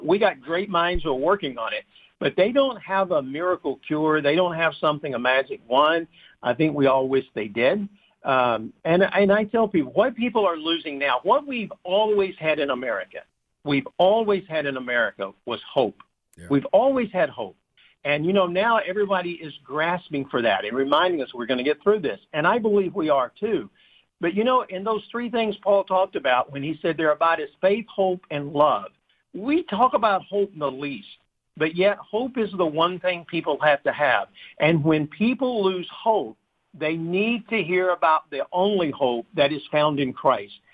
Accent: United States; we're Americans

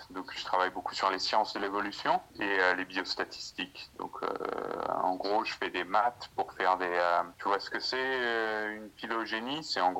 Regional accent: Occitania, France; also born or lived in Ireland / Australia / England; now in Sheffield, United Kingdom; Je suis du, euh, je suis du Gard près de Nîmes, en France. Et là, euh, j'ai pas mal, euh, j'ai habité euh, en Irlande, en Australie, en d'autres en Angleterre.

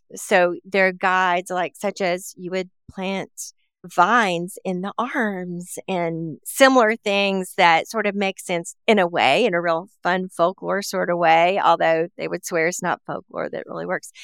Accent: Appalachia, United States; I grew up around in Appalachia

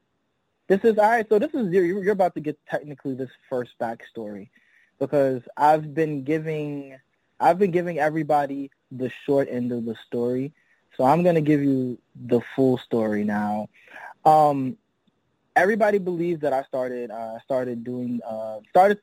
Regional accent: Mount Vernon, New York, United States; I'm from Mount Vernon, New York, right? Which is literally the edge of the Bronx

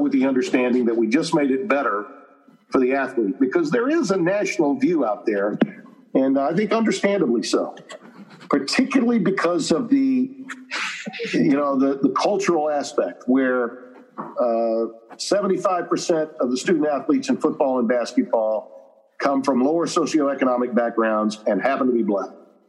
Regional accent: Louisiana, United States; I'm from Louisiana

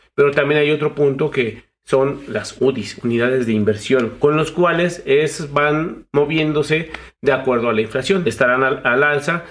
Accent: Mexico; como mexicanos, ciudadanos

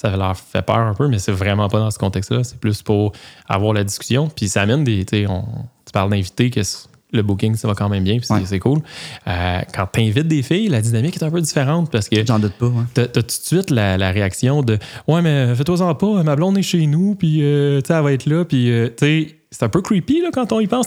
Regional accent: Joliette region, Quebec, Canada; moi puis mon co-animateur, on vient, de, la région de Joliette

